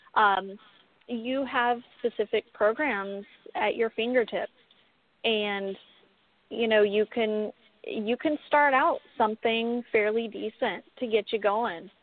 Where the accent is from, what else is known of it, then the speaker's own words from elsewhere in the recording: Pismo Beach, California, United States; now in Las Vegas, United States; I grew up in California, um, off of the Central Coast. Uh, I don't know if you guys are familiar with Pismo Beach, but right in that area